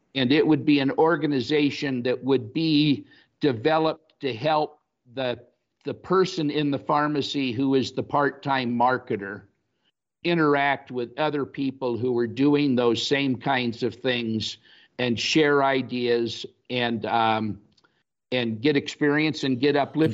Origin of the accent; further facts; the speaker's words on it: Los Angeles, California, United States; moved away as an adult; also born or lived in Fargo, North Dakota / Saint Louis; both of us having been born and raised in Los Angeles